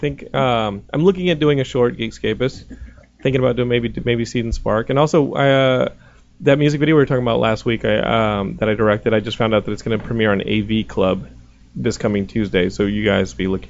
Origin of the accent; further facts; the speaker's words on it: Texas, United States; I'm from Texas